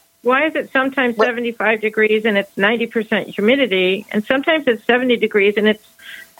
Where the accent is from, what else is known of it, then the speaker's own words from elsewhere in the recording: Central Michigan, United States; Michigan, Central Michigan.